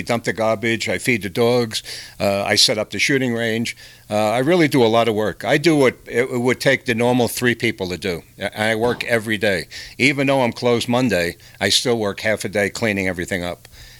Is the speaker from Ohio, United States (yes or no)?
no; Long Island, New York, United States; moved away as an adult; now in Colorado, United States; I'm a worker. Most New Yorkers are. Now, everything would be different if I was born and raised in Pueblo.